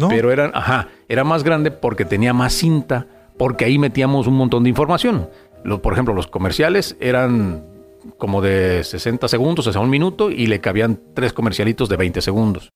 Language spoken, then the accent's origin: Spanish; Guadalajara, Jalisco, Mexico; moved away as an adult; now in Tijuana, Mexico; yo soy de Guadalajara. Y toda, toda mi carrera, todo lo que, lo que logré, lo que hice fue allá